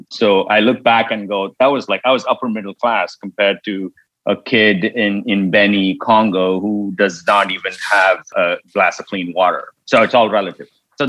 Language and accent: English; Mumbai, Maharashtra, India; moved away as an adult; now in United States; So I grew up in Mumbai, India, a long time ago. I'm old, as you can tell. and I grew up poor in India, but I'm not poor anymore.